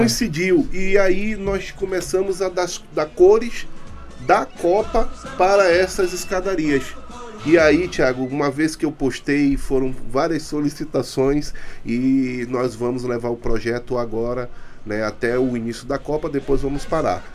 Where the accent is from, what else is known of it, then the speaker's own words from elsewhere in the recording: Manaus, Amazonas, Brazil; Nasci na Rua do Areal, mais conhecida como Boca do Imboca